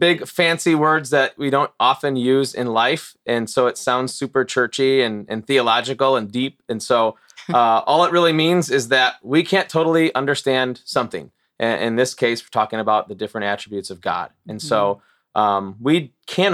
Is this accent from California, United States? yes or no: no; Morris, Illinois, United States; moved away as an adult; also born or lived in Chicago suburbs, Illinois / Wisconsin; I grew up in Morris, went to grade school through high school there